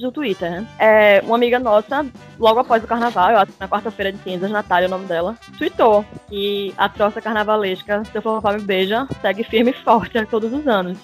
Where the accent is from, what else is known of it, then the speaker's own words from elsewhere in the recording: Olinda, Pernambuco, Brazil; eu sempre nasci e morei em Olinda